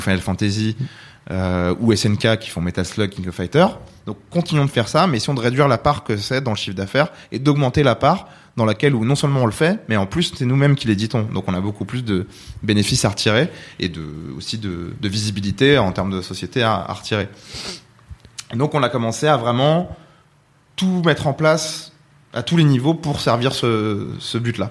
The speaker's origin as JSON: {"language": "French", "country": "France", "also_born_or_lived": "Rouen, France / California, United States", "said": "on est français"}